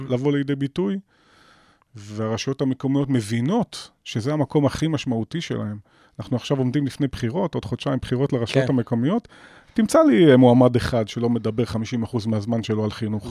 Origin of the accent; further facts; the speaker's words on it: Nof HaGalil, Northern District, Israel; moved away; אני יליד נצרת עילית, ואני אוקיי. גאה בזה. אוהב את העיר הזאת אהבת נפש, אני אמנם לא חי בה היום